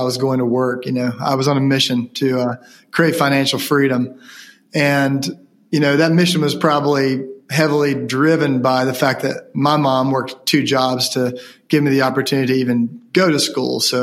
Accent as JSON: {"language": "English", "area": "Ashe County", "region": "North Carolina", "country": "United States", "tie": "born or raised there", "said": "being from Ashe County"}